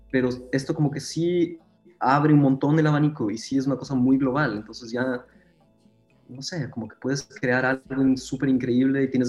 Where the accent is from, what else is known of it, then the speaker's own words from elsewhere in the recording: Ecuador; now in Berlin, Germany; Eh, yo soy de Ecuador.